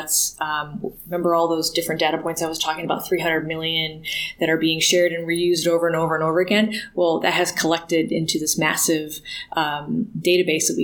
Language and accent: English; Ann Arbor, Michigan, United States; Growing up in Ann Arbor, Michigan